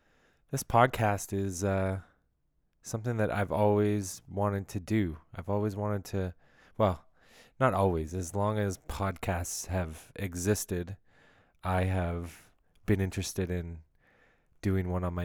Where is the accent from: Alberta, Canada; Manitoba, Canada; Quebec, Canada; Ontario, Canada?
Ontario, Canada; I'm just kind of from Ontario. I've been all around Ontario. I was born in Ottawa, and then just kind of moved towards the GTA slowly as a kid and growing up.